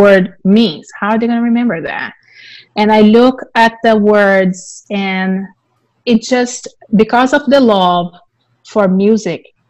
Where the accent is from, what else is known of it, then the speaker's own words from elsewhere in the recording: Brazil; English is a second language; moved away as an adult; now in United States; I'm originally from Brazil. I've been living in the US for about 18 years.